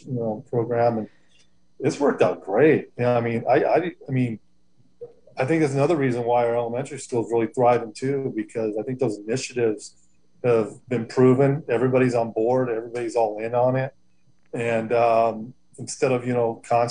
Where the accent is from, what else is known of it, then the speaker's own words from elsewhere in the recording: Los Angeles, California, United States; also born or lived in Hoopa, California; now in Covelo, United States; I grew up in Southern California in L.A. area